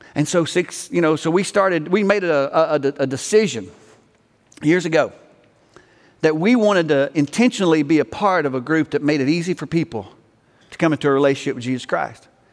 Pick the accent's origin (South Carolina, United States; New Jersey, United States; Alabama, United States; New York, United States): Alabama, United States; now in Texas, United States; I'm from Alabama